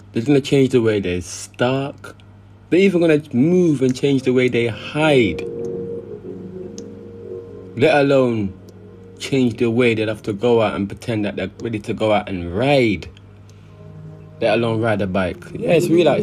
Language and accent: English; Jamaica; moved away; as a Jamaican